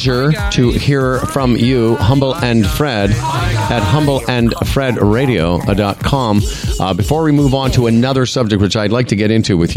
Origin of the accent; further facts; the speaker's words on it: Canada; we're Canadian